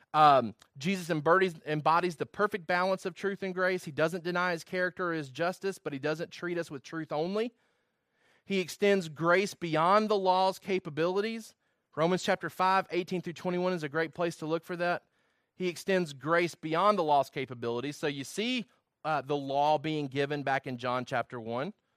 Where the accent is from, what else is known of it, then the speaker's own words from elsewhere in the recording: Georgia, United States; also born or lived in Virginia; I did not wanna lose my identity of being somebody from Georgia